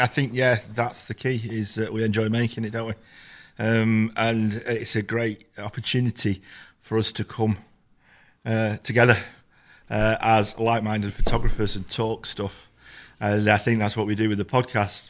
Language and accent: English; Manchester, North West England, United Kingdom; when I was a kid, I grew up in the Manchester scene and Hacienda and everything like